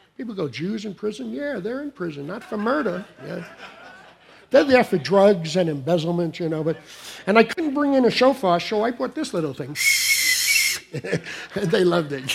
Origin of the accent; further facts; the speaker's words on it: New York City, New York, United States; moved away; when I grew up in Brooklyn